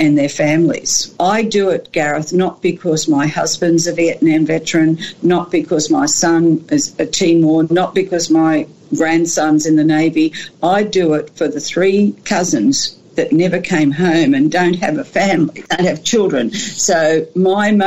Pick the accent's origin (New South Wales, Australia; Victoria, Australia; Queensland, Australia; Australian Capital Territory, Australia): New South Wales, Australia; Canowindra; moved away as an adult; also born or lived in Sydney; I grew up in Canamble, loved being a country girl